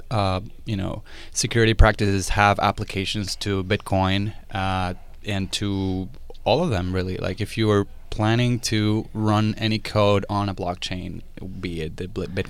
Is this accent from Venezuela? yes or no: yes; Venezuela; moved away as an adult; also born or lived in Pittsburgh / Portugal; I went back to Venezuela